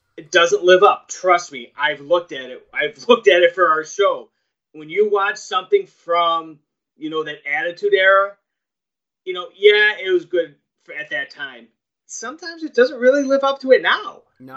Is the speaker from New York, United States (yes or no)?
yes; New York, United States; I'm from New York.